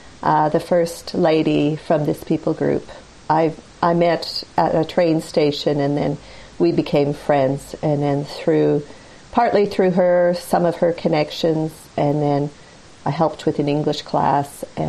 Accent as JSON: {"language": "English", "country": "Australia", "also_born_or_lived": "North America", "said": "I'm Australian, although I don't sound very Aussie. I actually grew up in North America"}